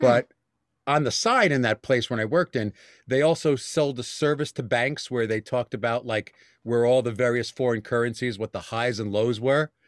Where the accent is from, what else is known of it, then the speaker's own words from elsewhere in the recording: New York City, New York, United States; moved away as an adult; also born or lived in Bronx, New York; now in Westchester County, United States; born and bred in Staten Island